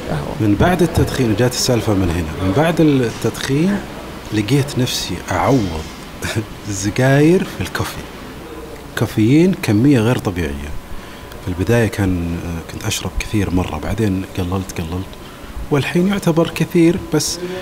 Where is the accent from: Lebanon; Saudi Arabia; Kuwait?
Saudi Arabia; حنا السعوديين